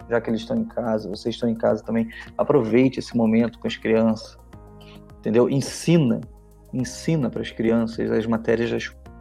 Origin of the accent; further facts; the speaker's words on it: Rio de Janeiro, Brazil; now in Curitiba, Brazil; eu sou carioca, mas moro aqui já faz bastante tempo